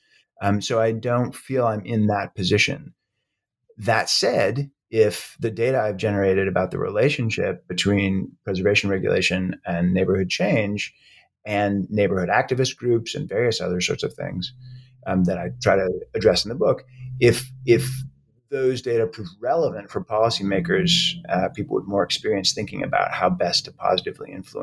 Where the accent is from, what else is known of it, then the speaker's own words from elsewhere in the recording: Brookline, Massachusetts, United States; also born or lived in Florida; I was born in Florida, but grew up mostly in Brookline, Massachusetts, just outside of Boston